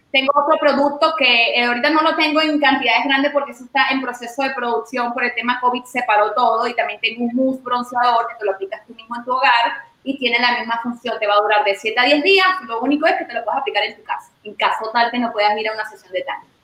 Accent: Venezuela; moved away as an adult; now in Miami, United States; mis inicios fueron en Venezuela, en mi país.

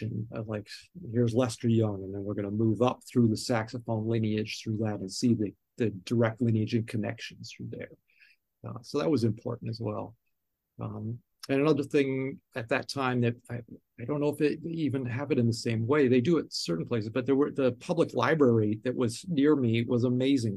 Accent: Toronto, Ontario, Canada; now in New York City, United States; Growing up in Toronto and Canada

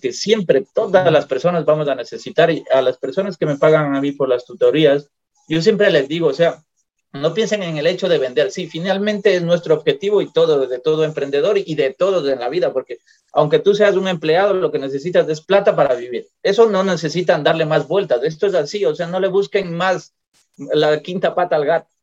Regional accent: Ecuador; moved away as an adult; also born or lived in Europe; now in Puerto Quito, Ecuador; en mi país, en Ecuador

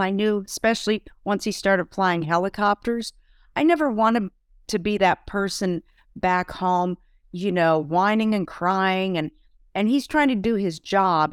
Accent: Vermont, United States; moved away as an adult; also born or lived in Heidelberg; we're both from Vermont, we'd go back home to Vermont

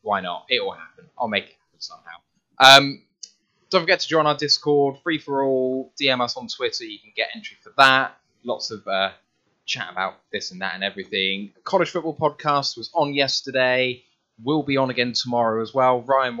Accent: Bristol, South West England, United Kingdom; And I'm from Bristol.

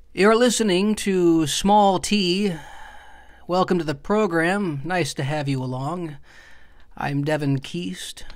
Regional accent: Lapeer, Michigan, United States; moved away; I'm from a small town outside of Flint

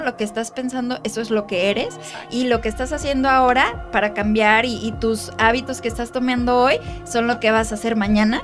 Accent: Mexico; nosotros como mexicanos

